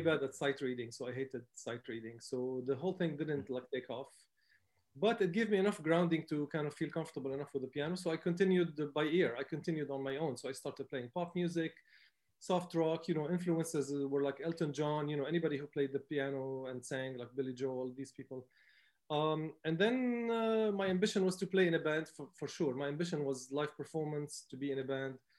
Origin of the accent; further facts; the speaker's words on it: Beirut, Beirut Governorate, Lebanon; moved away as an adult; I grew up in Beirut. Um, my family is Palestinian, but I grew up as a first generation um, Palestinian Lebanese